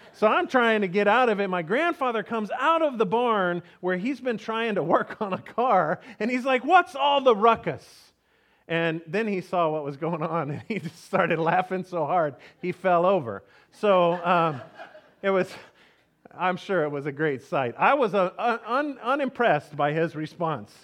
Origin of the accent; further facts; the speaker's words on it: Texas, United States; we grew up in Texas